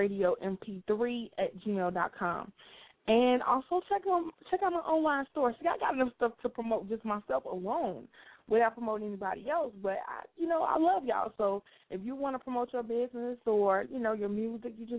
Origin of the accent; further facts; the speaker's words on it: Chicago, Illinois, United States; Chicago, my hometown